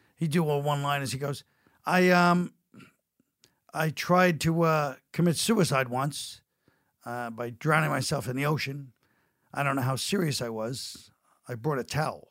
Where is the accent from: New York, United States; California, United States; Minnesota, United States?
New York, United States; New York City; I'm from Brooklyn